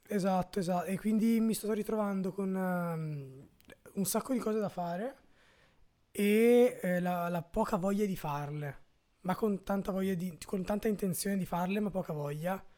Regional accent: Brescia, Lombardy, Italy; io sono di Santa Eufemia

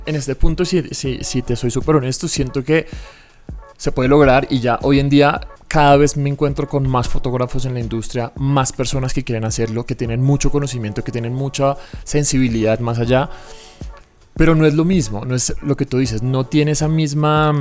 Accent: Bogotá, Colombia; soy aquí de Bogotá, mis papás también

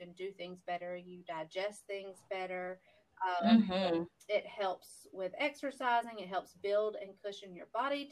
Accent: the South, United States; We're from the South

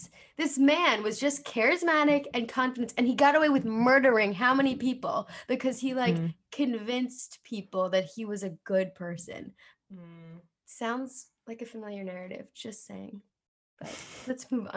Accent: New Jersey, United States; accent: Jersey; Jersey. I feel like my accent really comes out on that word.

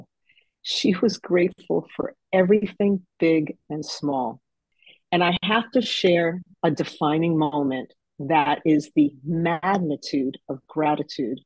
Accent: Fort Lee, New Jersey, United States; I grew up in Fort Lee, New Jersey, right across from New York City

